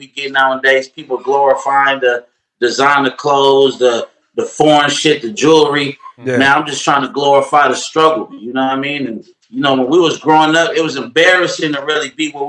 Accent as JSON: {"language": "English", "town": "Oakland", "region": "California", "country": "United States", "said": "I'm from East Oakland"}